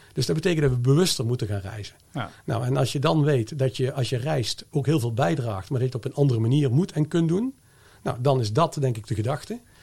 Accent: Netherlands; als Nederlander

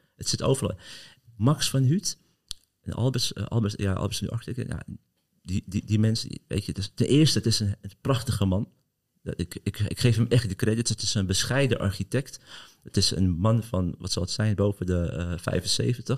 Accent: Amsterdam, North Holland, Netherlands; ik ben geboren Amsterdammer en ik kom uit Kattenburg

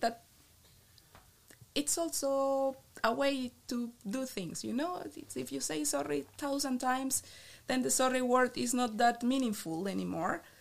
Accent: Bucaramanga, Santander, Colombia; English is a second language; moved away as an adult; also born or lived in Nijmegen, Netherlands / Maastricht, Netherlands; now in Eindhoven, Netherlands; in my city, I'm from Bucaramanga, a little city in the northeast

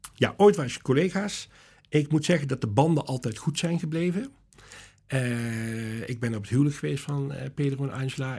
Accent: Ottersum, Limburg, Netherlands; also born or lived in Boxmeer, North Brabant; ik ben eh, geboren in Boksmeer. Ja. Dus van geboorte ben ik uh, Brabants. Ja. En ik ben getogen in Ottersum.

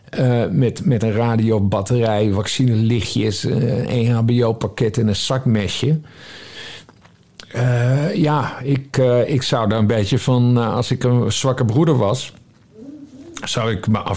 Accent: Friesland, Netherlands; Ja, ik ben geboren en getogen

